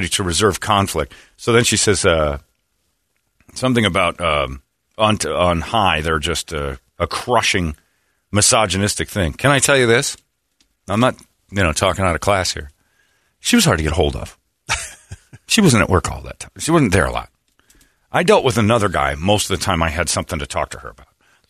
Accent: United States; as an American

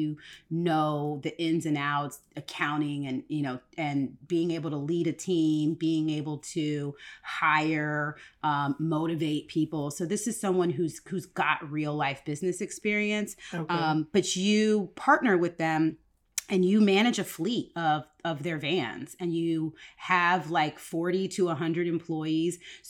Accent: Woodbridge, Virginia, United States; So, weird fun fact, I grew up in Woodbridge, Virginia, and one of the places I grew up was Woodbridge, Virginia

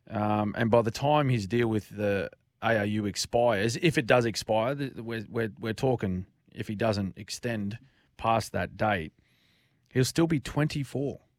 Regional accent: Queensland, Australia; As a Queenslander

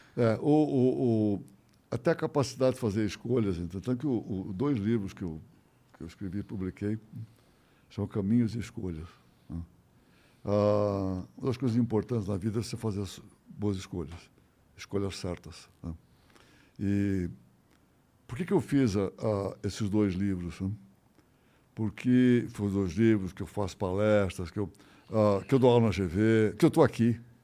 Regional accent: São Paulo, Brazil; Meu pai tinha uma vendinha na Rua Vergueiro, no Paraíso, uma vendinha. Tá? E atrás tinha uma, tinha uma edícula. Eu nunca, isso eu nunca vi, mas pelo menos me conta era um negócio, um quartinho. Né? com cozinha, um banheirinho, mas nada. Eu nasci ali.

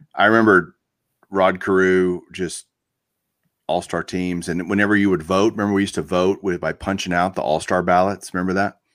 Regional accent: Texas, United States; growing up in Texas

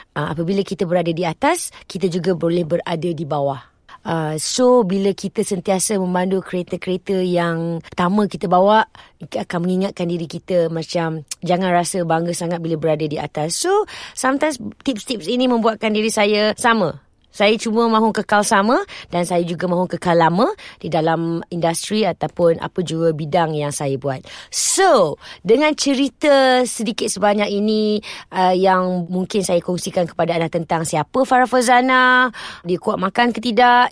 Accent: Petaling Jaya, Selangor, Malaysia; also born or lived in Shah Alam; saya lahir di Selangor uh, Petaling Jaya di Hospital Asunta kemudian membesar di Petaling Jaya juga

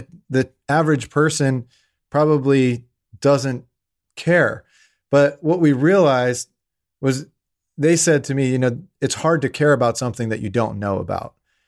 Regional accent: Pittsburgh, Pennsylvania, United States; So, I mean, I grew up in Pittsburgh, Pennsylvania. That's where I'm from.

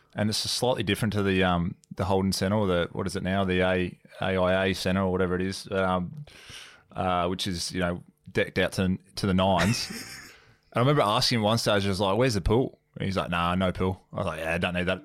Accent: Gympie, Queensland, Australia; moved away as an adult; also born or lived in Brisbane, Australia; I grew up in um in Gympie, which is a couple of hours north of Brizzy, and then went to boarding school in, in Brisbane

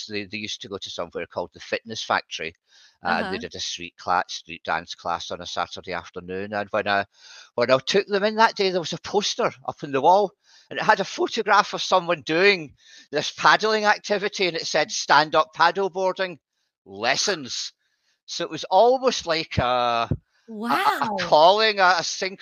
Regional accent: Scotland, United Kingdom; now in Southport, United Kingdom; I'm from Scotland originally

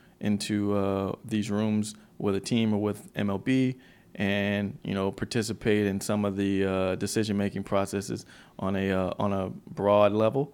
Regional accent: Memphis, Tennessee, United States; Memphis, Tennessee.

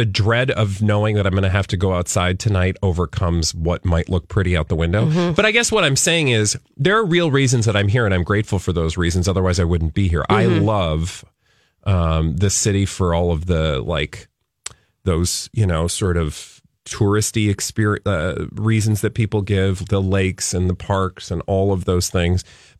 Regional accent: the South, United States; now in Minnesota, United States; I came from the South, and I know a lot of Minnesotans will do this thing

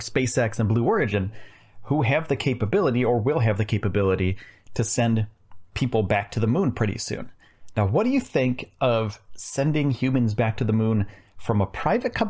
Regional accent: upstate New York, United States; I'm from upstate New York

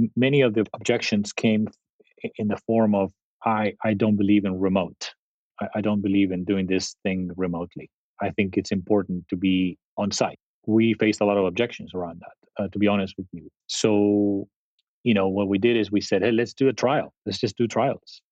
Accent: Spain; moved away as an adult; also born or lived in Italy / San Jose, United States; now in Silicon Valley, United States; I grew up in in Spain and, and and actually before Spain, Italy

